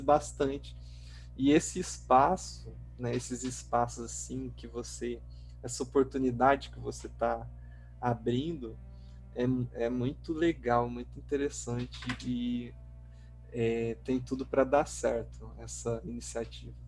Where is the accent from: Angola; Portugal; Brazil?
Brazil; Pontes e Lacerda, Mato Grosso; moved away as an adult; also born or lived in Natal, Rio Grande do Norte; now in São Paulo, Brazil; eu nasci em Pontes Lacerda, né? Só que eu fui com quatro meses de idade para Natal, Rio ah. Grande do Norte. E aí lá eu fiquei até os oito anos. Depois eu voltei para Pontes da Lacerda e depois que eu me formei em letras lá em Pontes da Lacerda, eu vim para São Paulo